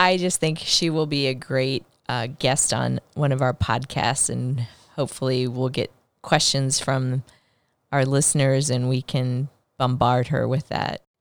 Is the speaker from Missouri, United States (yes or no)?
yes; Blue Springs, Missouri, United States; I grew up in a rural area outside of Kansas City. in Blue Springs, Missouri